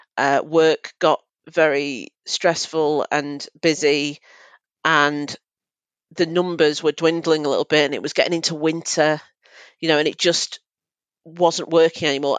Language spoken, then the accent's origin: English; Manchester, North West England, United Kingdom; I'm from Manchester